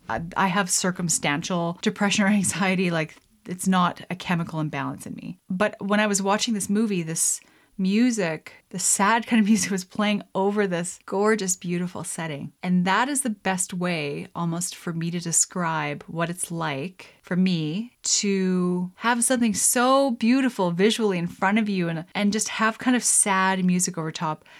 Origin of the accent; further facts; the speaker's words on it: Lethbridge, Alberta, Canada; moved away; I grew up in Alberta in Lethbridge